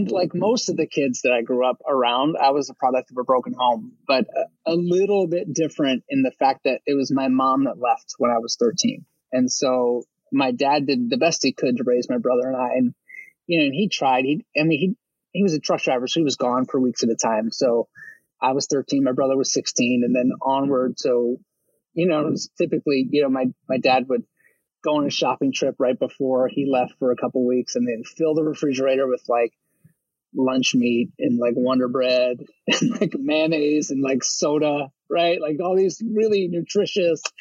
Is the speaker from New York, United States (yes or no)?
no; Baltimore, Maryland, United States; I was in Baltimore County, but right across the city line